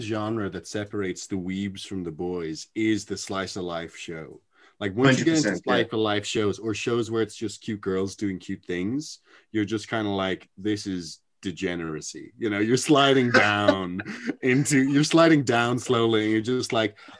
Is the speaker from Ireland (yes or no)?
yes; Wicklow, Leinster, Ireland; I was in Wicklow